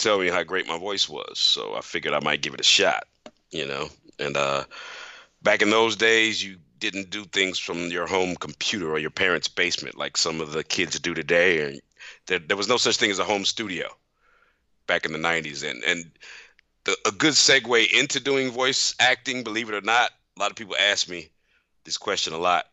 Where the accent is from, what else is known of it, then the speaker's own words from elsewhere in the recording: St. Louis, Missouri, United States; I grew up in St. Louis, Missouri